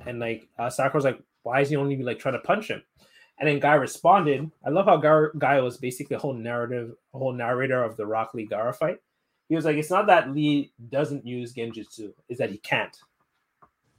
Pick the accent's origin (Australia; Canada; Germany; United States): Canada; Montreal, Quebec; I'm half Nigerian, so we always had like Nigerian parties and events in Montreal